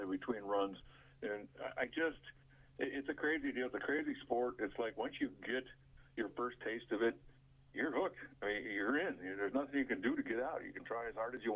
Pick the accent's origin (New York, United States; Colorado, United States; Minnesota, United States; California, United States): Minnesota, United States; Duluth; moved away; I grew up in Duluth, Minnesota